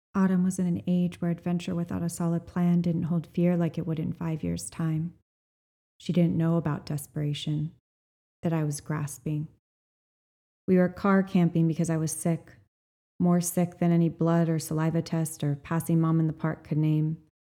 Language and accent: English; Kauai, Hawaii, United States; I was born on Kauai, on nine and a half acres of land at the end of a mile long gravel and dirt driveway